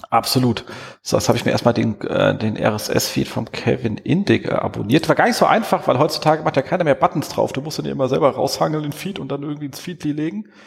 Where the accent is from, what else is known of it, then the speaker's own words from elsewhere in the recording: Erzhausen, Hesse, Germany; ich bin ja in Erzhausen aufgewachsen. Das, das liegt so zwischen Darmstadt und Frankfurt.